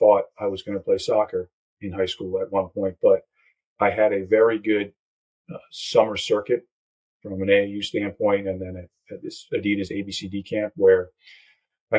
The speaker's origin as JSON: {"language": "English", "town": "Lancaster", "region": "Pennsylvania", "country": "United States", "tie": "born or raised there", "said": "I grew up right outside of Philadelphia, Pennsylvania, in a, I guess what we consider a small town, Lancaster"}